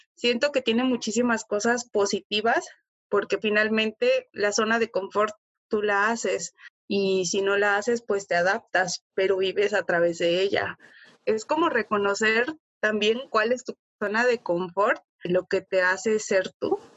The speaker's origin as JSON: {"language": "Spanish", "town": "Huatusco", "region": "Veracruz", "country": "Mexico", "tie": "born or raised there", "moved": "as an adult", "said": "yo vengo de Huatusco. Huatusco es pues una ciudad, un pueblo muy pequeño"}